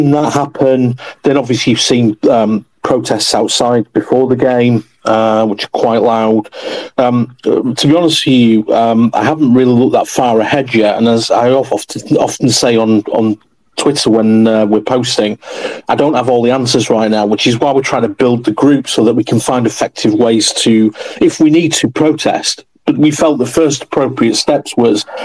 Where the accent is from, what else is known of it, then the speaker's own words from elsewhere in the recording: Bradford, Yorkshire and the Humber, United Kingdom; I'm from West Bowling originally